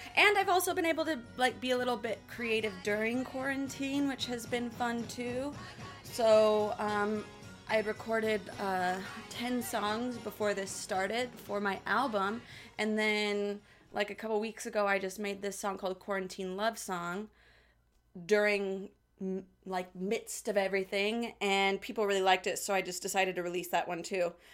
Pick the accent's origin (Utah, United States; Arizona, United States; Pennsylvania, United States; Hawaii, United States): Utah, United States; Salt Lake City; moved away as an adult; also born or lived in Hollywood; now in Los Angeles, United States; the great town of Salt Lake City, Utah